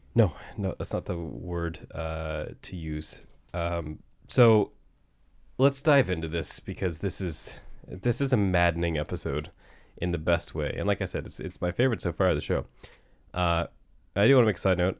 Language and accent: English; Barrington, Nova Scotia, Canada; we're actually specifically in Riverhead, which is, uh, literally where I grew up